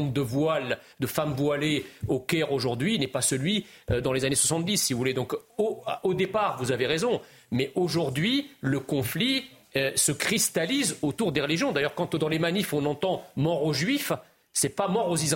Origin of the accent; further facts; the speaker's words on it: France; Donc quand on est français et qu'on a perdu 30 de nos concitoyens lors d'une attaque terroriste